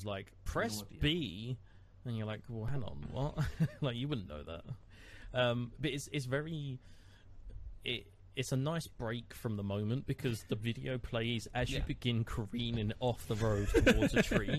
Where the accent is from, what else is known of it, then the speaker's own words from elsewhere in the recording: England, United Kingdom; To me, as an English person